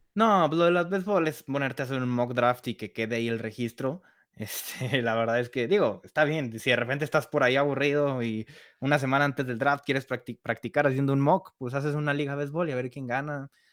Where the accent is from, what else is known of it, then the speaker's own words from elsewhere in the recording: Guadalajara, Jalisco, Mexico; yo también soy de aquí de Guadalajara